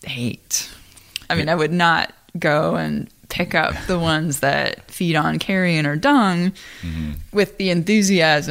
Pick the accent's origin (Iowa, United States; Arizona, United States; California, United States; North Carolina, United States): Iowa, United States; I am from Iowa. You know, I have family that farm.